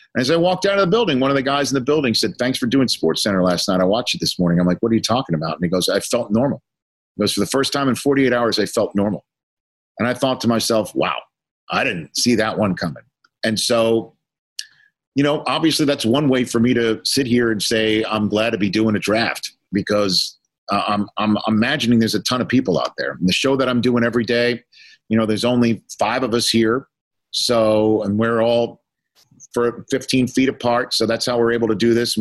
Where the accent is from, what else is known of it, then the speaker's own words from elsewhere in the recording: New York City, New York, United States; my hometown, you know, I'm from Staten Island, New York